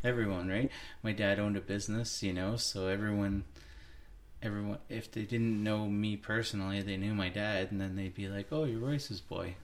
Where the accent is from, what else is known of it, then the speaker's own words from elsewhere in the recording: Hagersville, Ontario, Canada; I grew up in Hagersville, Ontario